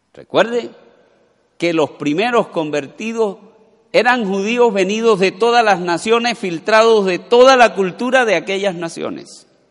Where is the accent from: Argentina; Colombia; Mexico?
Colombia; todos aquí, la mayoría, somos colombianos